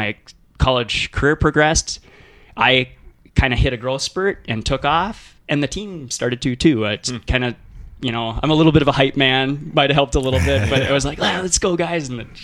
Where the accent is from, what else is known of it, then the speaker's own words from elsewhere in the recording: Moorhead, Minnesota, United States; now in Duluth, United States; I was born in Minneapolis, but my family quickly moved to Fargo area, Moorhead, actually, up in the Northland.